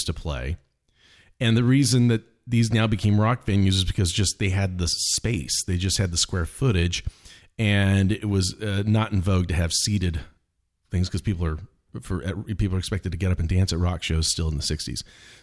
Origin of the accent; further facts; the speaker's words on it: Los Angeles, California, United States; I'm from Los Angeles